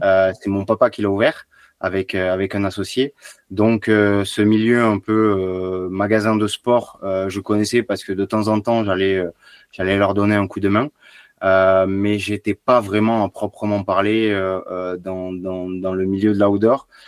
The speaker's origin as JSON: {"language": "French", "town": "Béziers", "region": "Occitania", "country": "France", "tie": "born or raised there", "said": "Alors j'ai grandi à Béziers, un petit village à côté de Béziers, j'ai fait mes études à Béziers"}